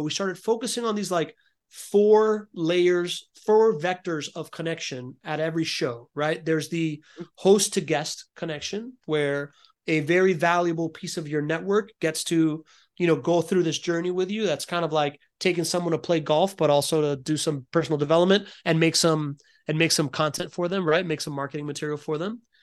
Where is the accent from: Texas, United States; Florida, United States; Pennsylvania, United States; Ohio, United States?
Florida, United States; Miami; I grew up in Miami in the nineties